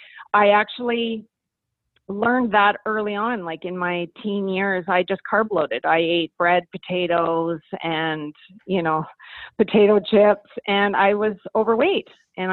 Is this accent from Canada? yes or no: yes; Kelowna, British Columbia, Canada; I am from Kelowna, British Columbia